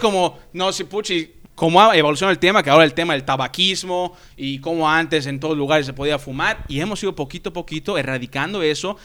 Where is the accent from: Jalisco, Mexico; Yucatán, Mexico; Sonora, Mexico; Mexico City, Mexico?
Yucatán, Mexico; todos somos mexicanos, todos somos yucatecos